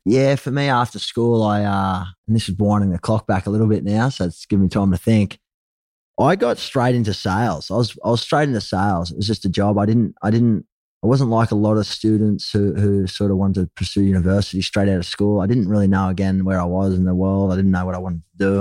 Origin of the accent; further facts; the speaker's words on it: Gold Coast, Queensland, Australia; also born or lived in Sydney, New South Wales; Ended up heading north up to the Gold Coast, where I was raised. So I spent most of my, my growing childhood and, and my prior years growing up on the Gold Coast in Burley Heads